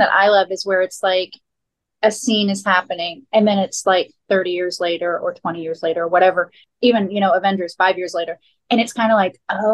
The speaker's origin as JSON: {"language": "English", "region": "Florida", "country": "United States", "tie": "born or raised there", "said": "I grew up in Florida"}